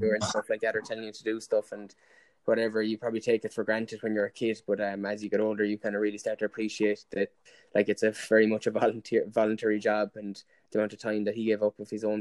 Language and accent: English; Limerick, Munster, Ireland; also born or lived in Shannon, County Clare; I suppose I grew up in Limerick. When I was born in Limerick, and I lived there for 8 years.